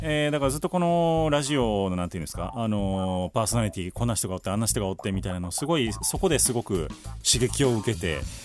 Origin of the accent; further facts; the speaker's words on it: Kobe, Hyogo, Japan; 地元の神戸